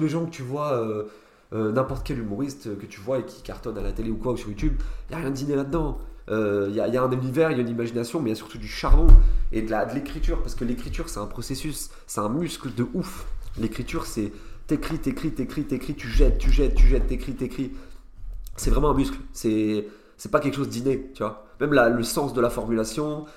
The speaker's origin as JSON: {"language": "French", "town": "Nancy", "region": "Grand Est", "country": "France", "tie": "born or raised there", "moved": "as an adult", "lives_now": "Paris, France", "said": "j'ai grandi à Nancy et je suis parti en gros il y a deux ans à Paris"}